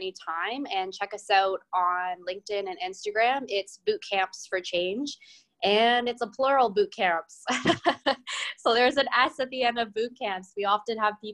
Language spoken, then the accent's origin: English; London, Ontario, Canada; I'm originally from London, Ontario